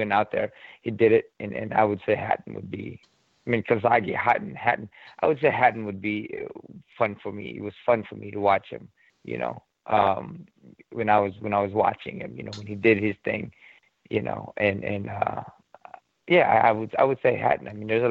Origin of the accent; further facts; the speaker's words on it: Philippines; I'm Filipino